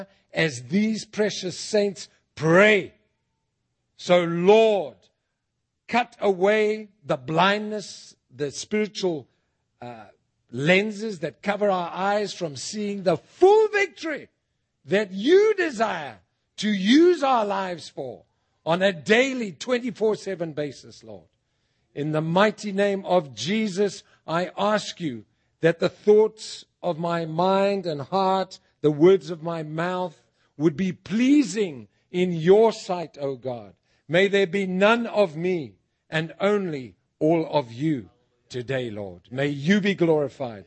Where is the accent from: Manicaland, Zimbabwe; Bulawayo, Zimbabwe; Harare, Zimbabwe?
Bulawayo, Zimbabwe; moved away as an adult; now in United States; Bulawayo, my hometown